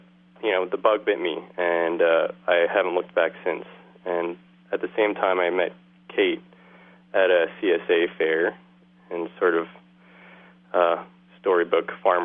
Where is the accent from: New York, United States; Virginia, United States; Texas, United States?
New York, United States; New York City; moved away as an adult; also born or lived in Long Island, New York; now in Dresden, Maine, United States; I grew up in Queens, not far from LaGuardia Airport